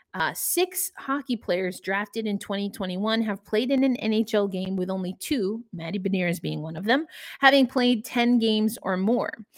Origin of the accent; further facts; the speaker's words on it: New York, United States; accent: New York; my New York accent started coming out